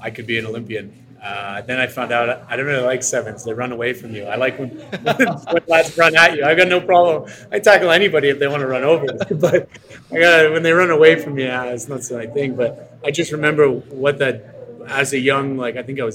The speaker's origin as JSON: {"language": "English", "town": "Montreal", "region": "Quebec", "country": "Canada", "tie": "born or raised there", "also_born_or_lived": "England", "moved": "as an adult", "lives_now": "Atlanta, United States", "said": "Montreal, my hometown"}